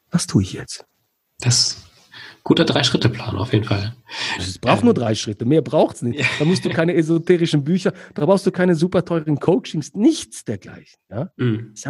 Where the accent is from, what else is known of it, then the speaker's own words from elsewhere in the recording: Switzerland; born there; also ich bin in der Schweiz geboren, aber die Familie aus, kommt aus Ägypten.